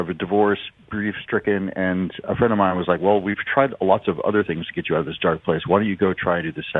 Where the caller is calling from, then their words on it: Seattle, Washington, United States; I'm coming in from Seattle.